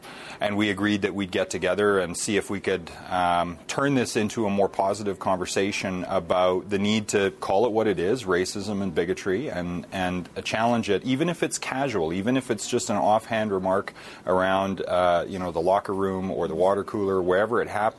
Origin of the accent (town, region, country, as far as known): Canada